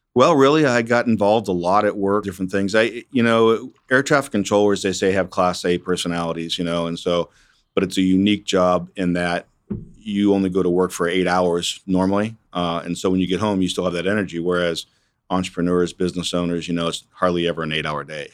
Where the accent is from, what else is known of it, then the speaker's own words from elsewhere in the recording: Erie, Pennsylvania, United States; moved away as an adult; now in Wichita, United States; I grew up in Erie, Pennsylvania, uh, born back in nineteen sixty-four